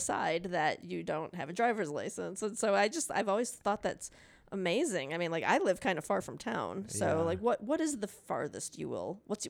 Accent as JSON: {"language": "English", "town": "Chicago", "region": "Illinois", "country": "United States", "said": "But yeah, so I'm from Chicago and it's a little treacherous to drive."}